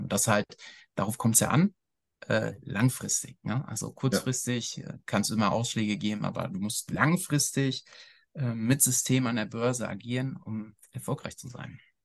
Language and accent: German; Ruhr area, North Rhine-Westphalia, Germany; ich bin im Ruhrgebiet aufgewachsen